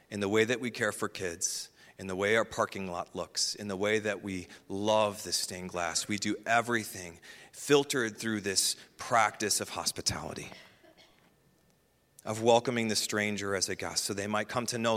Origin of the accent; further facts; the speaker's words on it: Midwest, United States; I'm going to butcher this because I'm from the Midwest